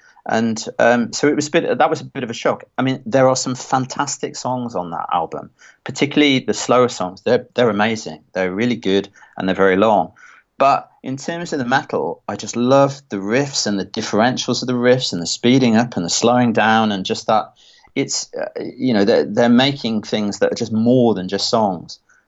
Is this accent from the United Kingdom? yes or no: yes; Stourbridge, West Midlands, United Kingdom; I come from Near Stourbridge, and there was … and …, and I would sort of get into that.